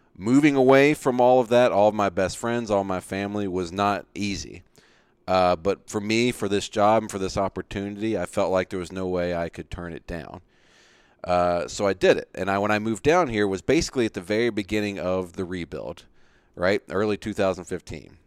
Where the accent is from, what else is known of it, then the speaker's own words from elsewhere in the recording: Virginia, United States; growing up in Virginia